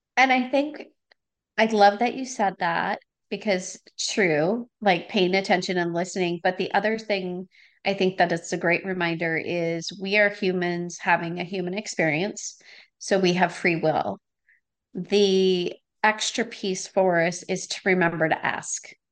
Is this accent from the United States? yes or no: yes; Wisconsin, United States; now in California, United States; I grew up in Was-, Wisconsin, so I have a lot of family and friends back there.